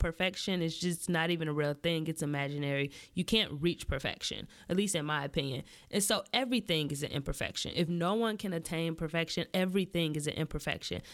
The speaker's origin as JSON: {"language": "English", "region": "Midwest", "country": "United States", "tie": "born or raised there", "said": "I'm born and raised in the Midwest"}